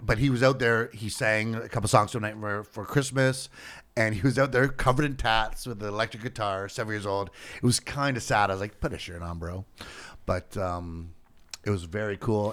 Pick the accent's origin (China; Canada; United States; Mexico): Canada; a Canadian entertainer